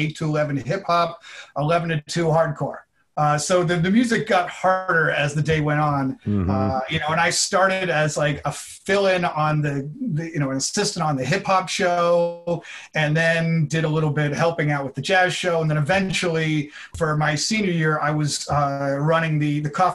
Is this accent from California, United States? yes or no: yes; Mill Valley, California, United States; moved away as an adult; also born or lived in New York City area (born) / Boston; I grew up outside of San Francisco in a town called Mill Valley, California